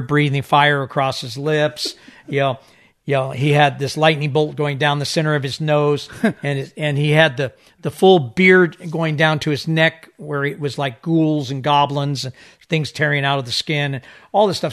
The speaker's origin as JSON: {"language": "English", "country": "Isle of Man", "tie": "born or raised there", "said": "I was born on the Isle of Man. I was living off the corner of Hillberry"}